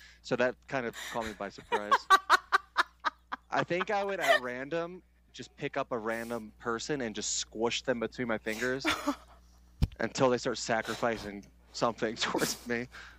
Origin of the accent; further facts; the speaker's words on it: Philadelphia, Pennsylvania, United States; I'm from Philly